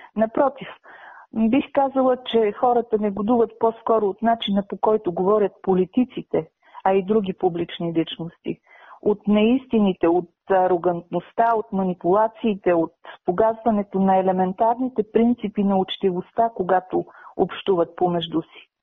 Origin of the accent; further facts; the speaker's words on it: Bulgaria; ние да се обезличим като българи, като народ, като култура